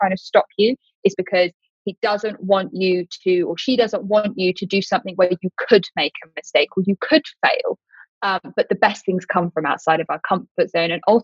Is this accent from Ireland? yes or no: no; United Kingdom; I'm British